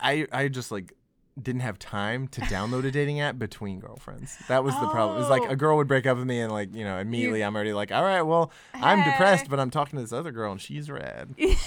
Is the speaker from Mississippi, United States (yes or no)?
yes; Cleveland, Mississippi, United States; Oh, no, I'm from Cleveland, but Oxford's not far away.